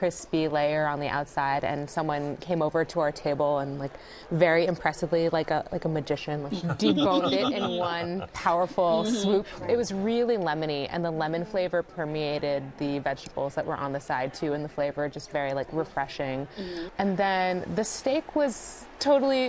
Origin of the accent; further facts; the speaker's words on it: New York, United States; I'm from New York